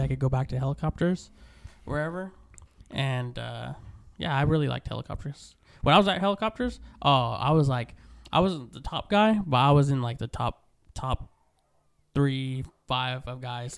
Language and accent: English; Stockton, California, United States; moved away as an adult; now in Lemoore, United States; I grew up in Stockton down the way